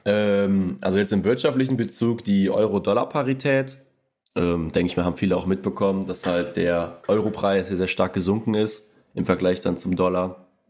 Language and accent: German; Rhineland-Palatinate, Germany; ich komme auch quasi gebürtig äh, aus Rheinland-Pfalz